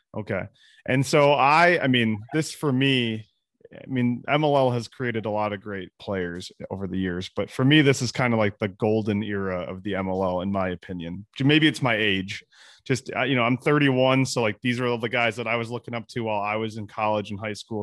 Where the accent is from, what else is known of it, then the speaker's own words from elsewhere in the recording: Michigan, United States; I'm I'm from Michigan, obviously Tank as well, and we went to the same high school